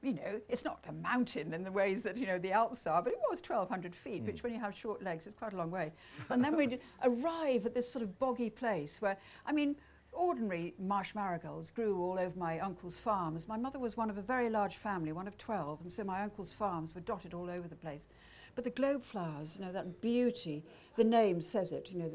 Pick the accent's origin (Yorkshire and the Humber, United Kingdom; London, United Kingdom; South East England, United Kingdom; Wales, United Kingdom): Wales, United Kingdom; Welsh; I'm Welsh